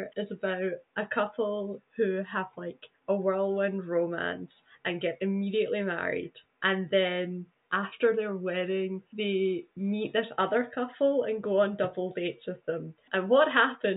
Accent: Scotland, United Kingdom; As a Scot

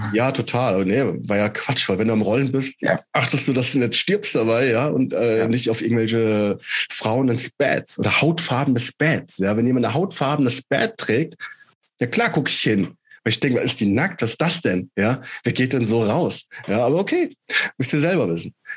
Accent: Schotten, Hesse, Germany; now in Wilhelmshaven, Germany; aus meiner Heimatstadt, aus Schotten

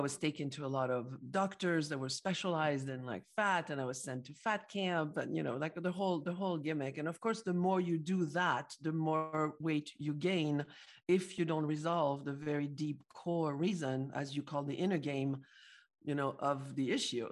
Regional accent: Paris, Île-de-France, France; I'm from Paris, France

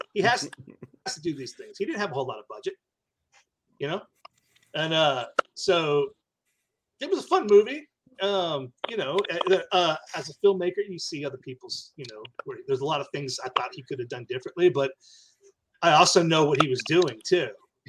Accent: Marble Falls, Texas, United States; and my hometown of Marble Falls.

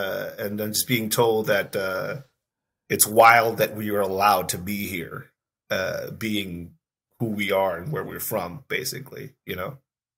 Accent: Tijuana, Baja California, Mexico; moved away as an adult; now in United States; I'm a cop from Mexico.

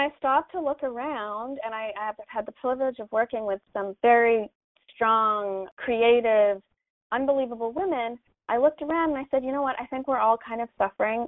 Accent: Canada; now in Los Angeles, United States; I am from Canada. I'm a Canadian living in Los Angeles.

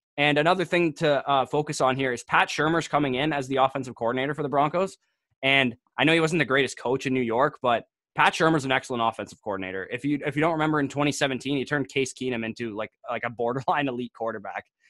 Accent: Canada; being Canadian

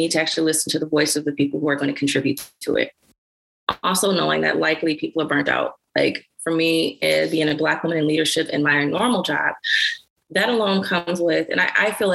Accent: Detroit, Michigan, United States; I'm from Detroit, Michigan, and I'm from Schoolcraft

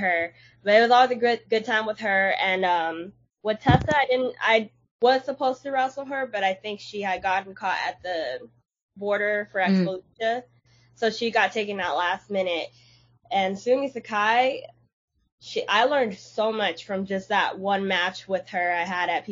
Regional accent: Los Angeles, California, United States; LA, and I want to show them what my hometown is all about

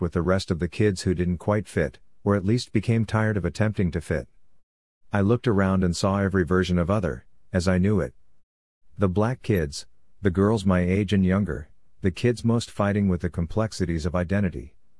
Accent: Columbus, Ohio, United States; one of the many venues that I fell in and out of love with in my hometown of Columbus, Ohio.

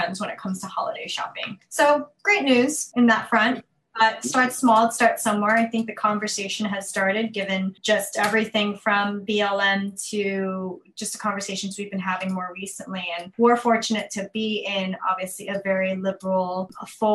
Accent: New York City, New York, United States; I'm originally from Queens, New York.

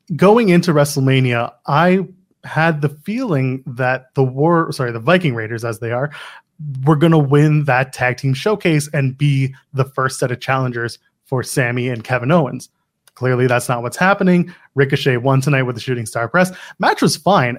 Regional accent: Canada; as a Canadian

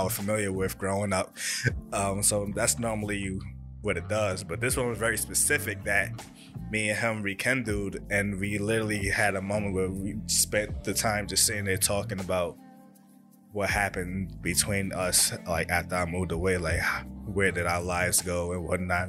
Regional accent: New York, United States; moved away; I grew up born and raised in New York, and it's where I spent basically my childhood at. Then I moved over, I moved out of state

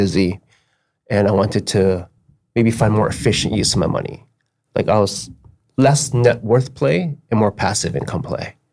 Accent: Burnaby, British Columbia, Canada; I'm from North Burnaby and I currently live on Capitol Hill. So I grew up on Capitol Hill as well.

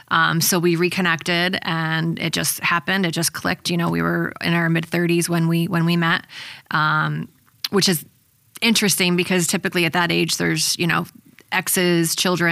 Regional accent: Colonie, New York, United States; I'm born and raised in Colony.

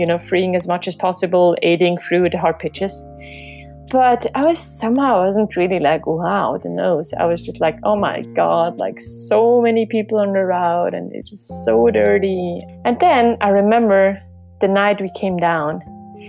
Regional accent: Switzerland; I'm from Switzerland

